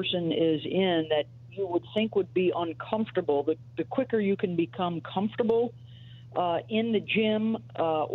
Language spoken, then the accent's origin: English; Syracuse, New York, United States; I grew up in upstate New York